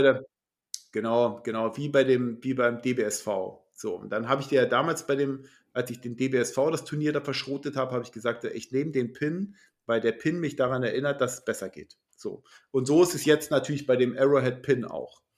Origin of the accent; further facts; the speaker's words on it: Schleswig-Holstein, Germany; als Schleswig-Holsteiner